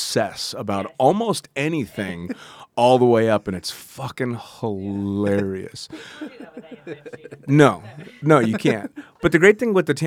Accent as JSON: {"language": "English", "area": "near San Francisco", "region": "California", "country": "United States", "tie": "born or raised there", "said": "I was born and raised right near San Francisco."}